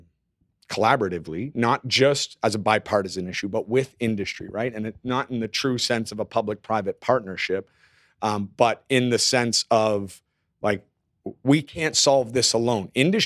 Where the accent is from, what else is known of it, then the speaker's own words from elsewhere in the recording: Canada; As a Canadian, I will apologize right now.